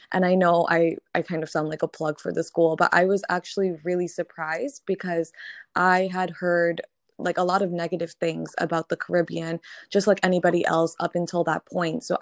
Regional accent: Connecticut, United States; moved away; also born or lived in Barbados; So, I grew up in Connecticut

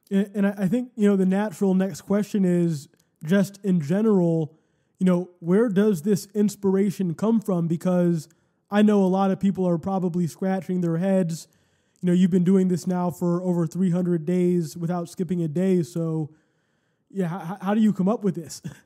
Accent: Cleveland, Ohio, United States; the city that we grew up

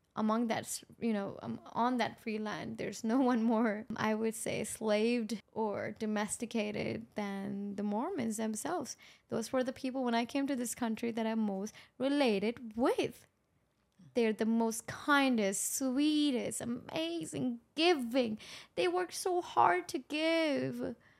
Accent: Pakistan; moved away; I grew up in Pakistan

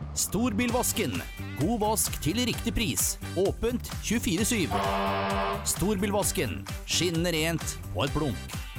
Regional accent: Rendalen, Innlandet, Norway; jeg har hatt hytte der i flere år på hjemplassen min. Jeg er jo fra Østerdalen.

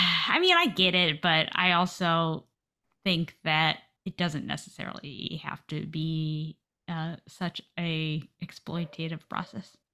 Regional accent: United States; I'm American

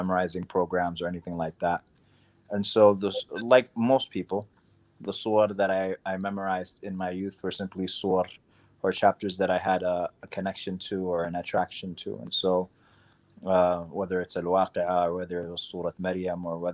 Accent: New York City, New York, United States; also born or lived in Sudan; I grew up in Queens, New York

